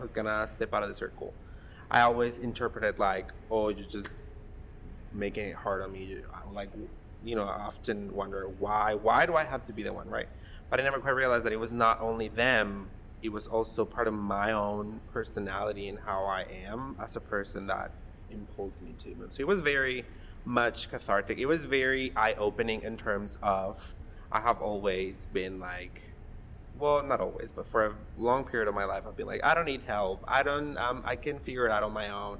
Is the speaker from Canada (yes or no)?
no; Mexico; now in Columbus, United States; I grew up in Mexico.